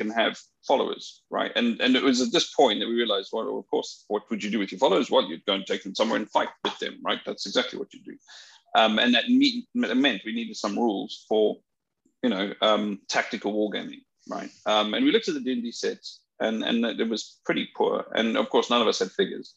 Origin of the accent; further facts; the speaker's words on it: South Africa; now in United Kingdom; I come from South Africa